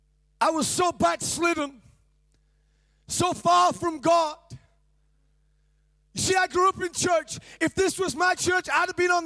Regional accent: Cambridge, East of England, United Kingdom; now in Rotherham, United Kingdom; And I came from Cambridge, from the south, and I traveled to the Sheffield where I live, actually in Rotherham.

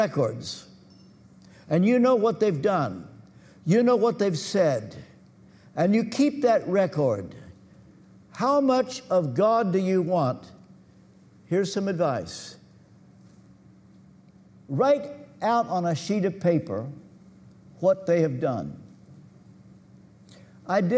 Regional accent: Kentucky, United States; I come from Kentucky, and our educational system was at the bottom

